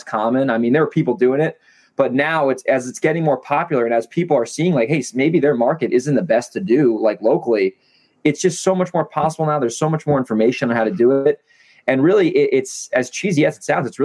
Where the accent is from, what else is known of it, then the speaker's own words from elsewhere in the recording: upstate New York, United States; moved away as an adult; now in La Jolla, San Diego, United States; upstate New York where I'm from. I'm not from Manhattan particularly. I'm from like an hour from there